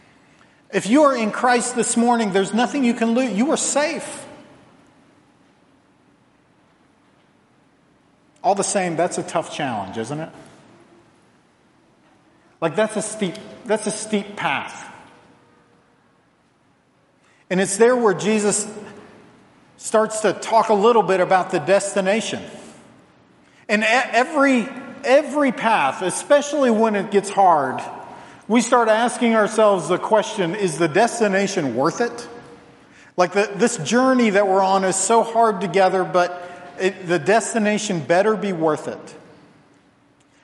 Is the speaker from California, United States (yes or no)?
no; Virginia, United States; moved away; where I grew up in Virginia